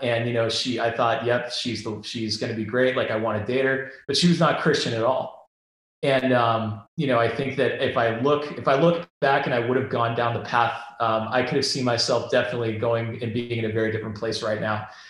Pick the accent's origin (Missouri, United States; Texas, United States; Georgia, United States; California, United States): California, United States; Bay Area; moved away as an adult; born and raised in the Bay Area